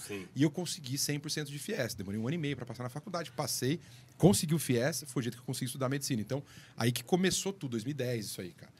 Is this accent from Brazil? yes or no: yes; Sorocaba, São Paulo, Brazil; moved away as an adult; Sorocaba, que é a minha cidade natal